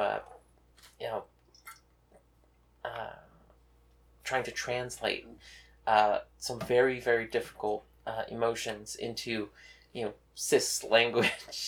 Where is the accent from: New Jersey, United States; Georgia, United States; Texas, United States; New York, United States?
Texas, United States; now in Westchester, United States; me from Texas